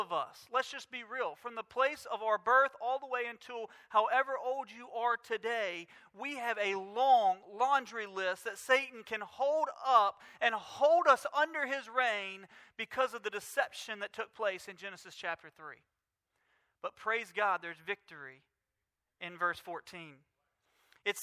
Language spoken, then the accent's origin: English; Mobile, Alabama, United States; we grew up in Mobile